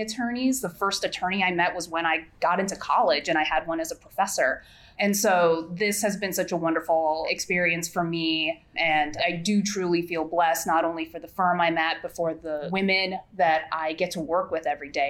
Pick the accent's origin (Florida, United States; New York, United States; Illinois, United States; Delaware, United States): Illinois, United States; Southern; also born or lived in South Korea; now in St. Louis, United States; I grew up in Southern Illinois